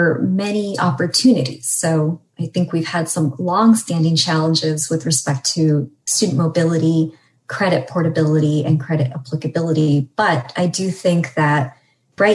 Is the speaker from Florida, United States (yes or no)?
no; California, United States; as a Californian